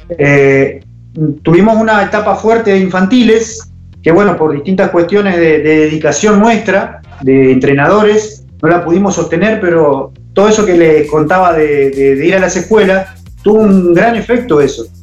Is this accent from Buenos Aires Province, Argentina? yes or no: yes; Zárate, Buenos Aires Province, Argentina; Y yo vengo de la provincia de Buenos Aires, de Zárate concretamente